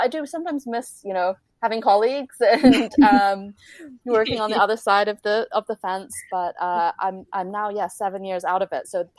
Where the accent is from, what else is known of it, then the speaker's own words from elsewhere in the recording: Canada; now in London, United Kingdom; although I'm Canadian, I have a British passport, and kind of the centers for publishing really are New York and London. So I thought I would go to London, take advantage of my ability to work over here.